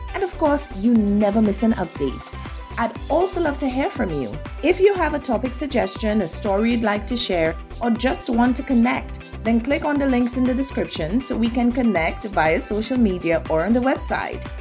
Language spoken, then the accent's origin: English; St. Lucia; Born and raised in the Caribbean, an island, Saint Lucia, a hundred and eighty thousand people.